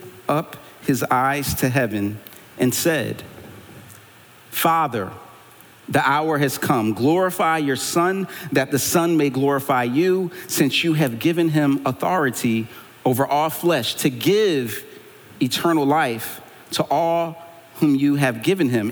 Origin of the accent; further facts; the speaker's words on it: Philadelphia, Pennsylvania, United States; I'm from Philly